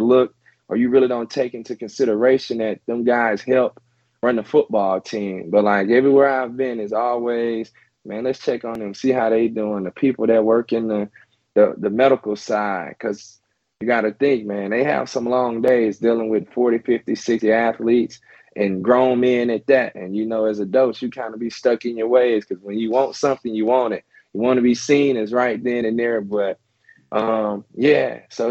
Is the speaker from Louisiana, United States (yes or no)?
yes; Louisiana, United States; also born or lived in Mississippi; I'm this kid from Louisiana